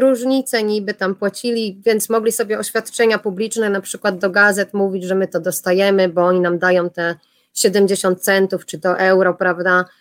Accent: Poland; accent: Polish; moved away; ja jestem z Polski

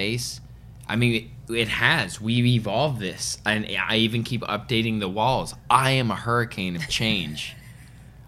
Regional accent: Vancouver, British Columbia, Canada; moved away; also born or lived in Los Angeles / Toronto; I grew up in Vancouver

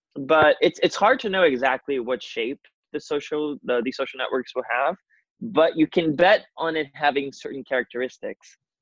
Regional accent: Rio de Janeiro, Brazil; moved away as an adult; also born or lived in New York; I'm originally from Brazil. Yeah. Rio de Janeiro. Um, I left my home country and town about five years ago now and initially moved to New York.

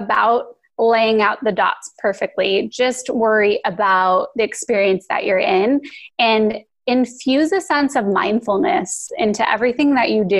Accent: Phoenix, Arizona, United States; moved away as an adult; also born or lived in Los Angeles; I hated growing up in Phoenix

